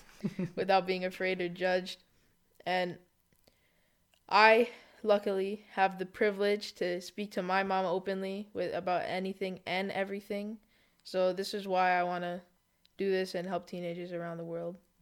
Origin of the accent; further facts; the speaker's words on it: Canada; I was born in Canada to Israeli parents